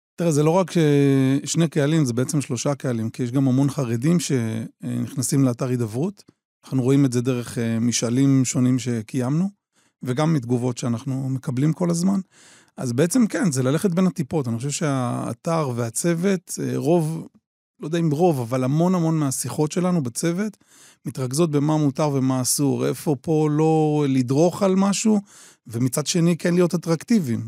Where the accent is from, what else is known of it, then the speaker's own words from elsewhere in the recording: Kiryat Shmona, Northern District, Israel; אני גר בקריית שמונה, נולדתי בקריית שמונה